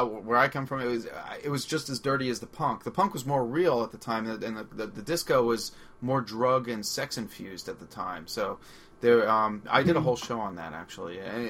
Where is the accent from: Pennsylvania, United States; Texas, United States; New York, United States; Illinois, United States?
New York, United States; Long Island; accent: Long Island; my Long Island accent